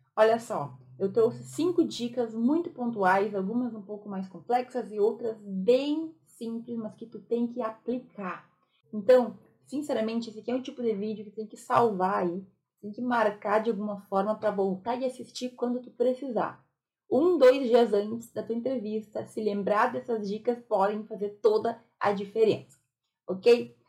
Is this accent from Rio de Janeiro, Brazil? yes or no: no; Rio Grande do Sul, Brazil; Eu sou gaúcha